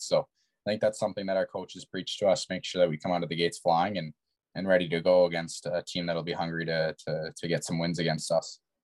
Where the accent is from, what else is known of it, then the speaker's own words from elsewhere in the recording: Kamloops, British Columbia, Canada; being in my hometown